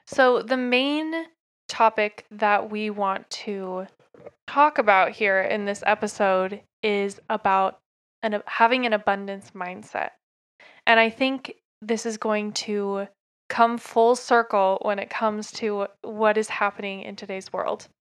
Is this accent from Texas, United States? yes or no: no; Oak Grove, Oregon, United States; born or raised there; now in Utah, United States